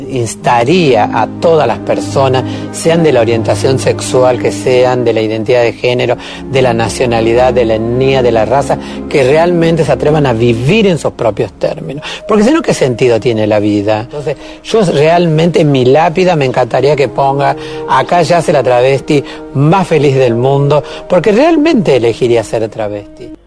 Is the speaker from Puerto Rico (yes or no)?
no; Salta, Argentina; yo soy salteña, gorda, negra, periférica, eh, de origen boliviano